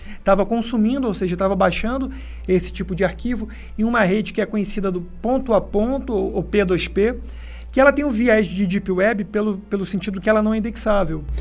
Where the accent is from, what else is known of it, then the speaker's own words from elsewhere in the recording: Rio de Janeiro, Brazil; moved away as an adult; also born or lived in São Paulo state; now in São Paulo, Brazil; falando também da minha terra natal, né, do Rio de Janeiro, é que eu sou carioca